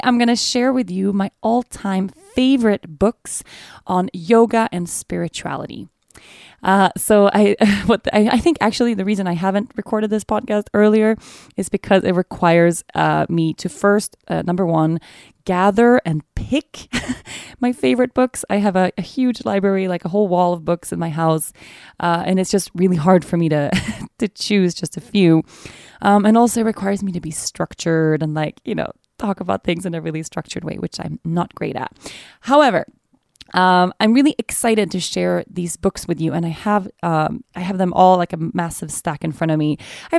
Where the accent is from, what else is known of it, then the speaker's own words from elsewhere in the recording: Sweden; Oatly is the original oat milk from Sweden, my home country, by the way.